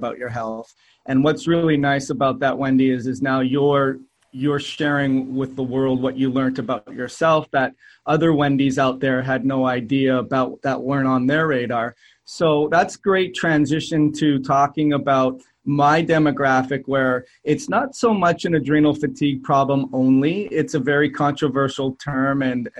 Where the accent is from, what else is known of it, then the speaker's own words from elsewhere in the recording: Canada; moved away as an adult; I was moving to a new country. I'm from Canada